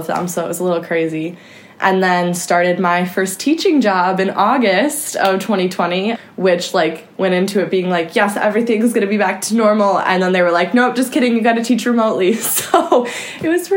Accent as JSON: {"language": "English", "town": "Chicago", "region": "Illinois", "country": "United States", "tie": "born or raised there", "said": "I'm from the south suburbs of Chicago, born and raised"}